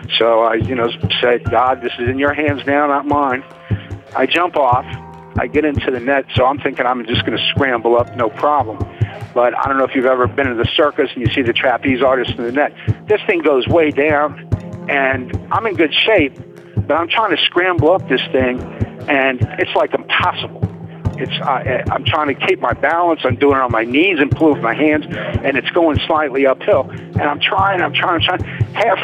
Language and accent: English; New Orleans, Louisiana, United States; moved away; I grew up in New Orleans